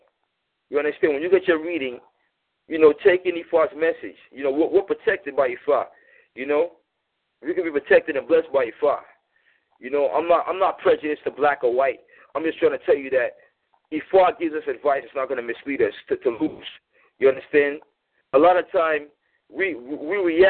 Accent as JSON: {"language": "English", "country": "United States", "tie": "born or raised there", "said": "I was born here in America"}